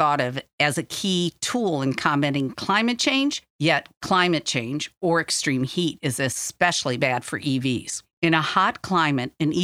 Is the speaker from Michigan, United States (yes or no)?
yes; Michigan, United States; my home state of Michigan